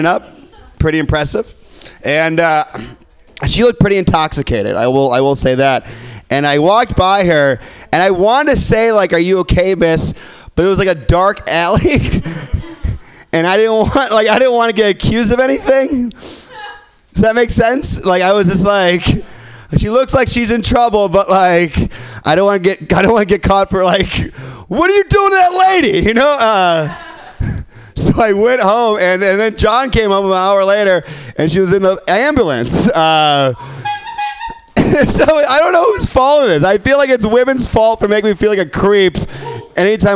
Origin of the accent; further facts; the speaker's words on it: Midwest, United States; I'm from the Midwest